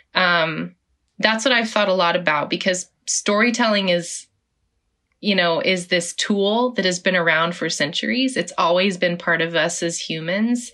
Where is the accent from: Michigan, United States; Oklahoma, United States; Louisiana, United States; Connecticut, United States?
Oklahoma, United States; I was born in Oklahoma, grew up in Oklahoma